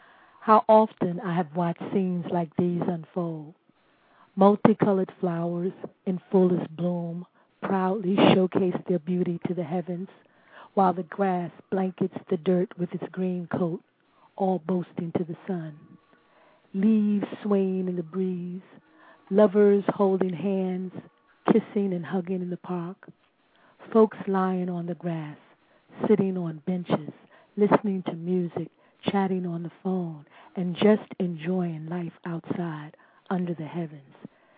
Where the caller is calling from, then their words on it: Ardmore, Pennsylvania, United States; I'm calling from Pennsylvania, Ardmore, Pennsylvania.